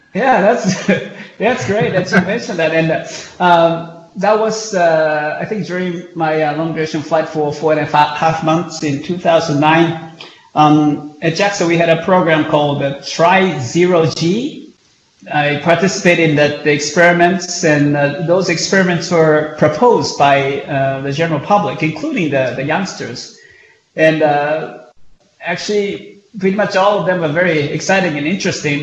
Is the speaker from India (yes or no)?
no; Japan; growing up in Japan